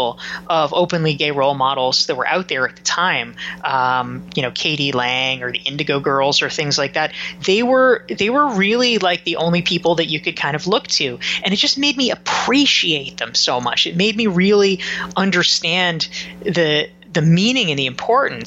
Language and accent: English; Pinehurst, North Carolina, United States; moved away; I grew up in Pinehurst, North Carolina, which is a very small